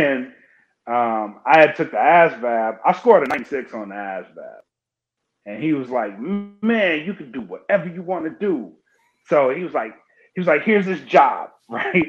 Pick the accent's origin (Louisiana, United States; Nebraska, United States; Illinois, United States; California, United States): Louisiana, United States; Oakdale; moved away as an adult; So I was born and raised in Oakdale, Louisiana. I'm from Louisiana. I'm a South boy